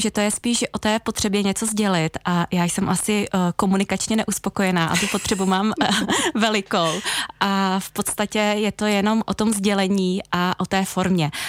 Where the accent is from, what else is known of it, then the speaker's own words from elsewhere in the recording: Jindřichův Hradec, South Bohemian Region, Czechia; teď se vracím do svého rodného města, do Jindřichova Hradce